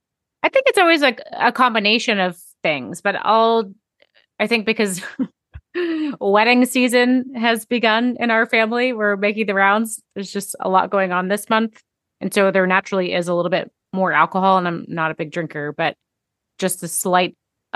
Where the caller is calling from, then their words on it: Maryland, United States; tuning in from Maryland today.